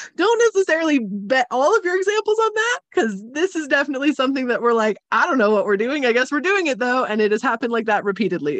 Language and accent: English; California, United States; accent: Californian mixed with German influence; It's Californian mixed with a lot of really random German influence